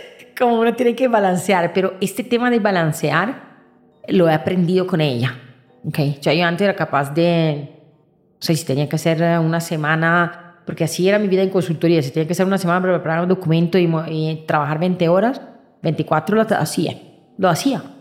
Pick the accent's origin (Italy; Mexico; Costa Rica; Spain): Italy; moved away; Yo vengo de Italia